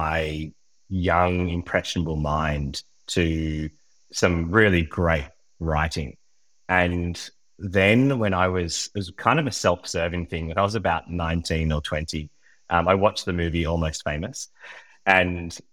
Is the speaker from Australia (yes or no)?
yes; Sydney, New South Wales, Australia; moved away as an adult; now in Kastellorizo, Greece; I was born in Sydney and lived in Sydney for almost all of my life, except where I am now